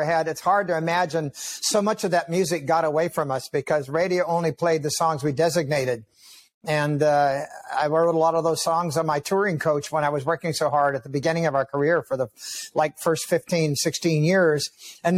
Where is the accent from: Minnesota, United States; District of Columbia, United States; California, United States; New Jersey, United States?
California, United States; also born or lived in Nevada; now in Tennessee, United States; I'm originally from California